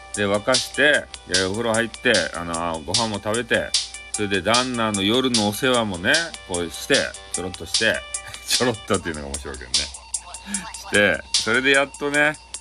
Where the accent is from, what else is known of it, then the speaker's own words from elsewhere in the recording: Fukuoka, Japan; accent: Hakata-ben; 俺の博多弁